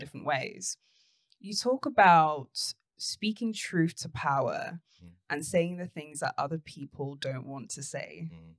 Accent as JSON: {"language": "English", "region": "London", "country": "United Kingdom", "tie": "born or raised there", "said": "I grew up in Tottenham"}